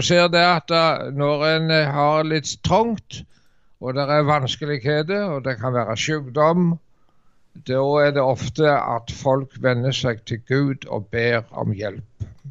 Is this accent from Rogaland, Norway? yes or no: yes; Varhaug, Rogaland, Norway; also born or lived in Dirdal; hjemme på Varhaug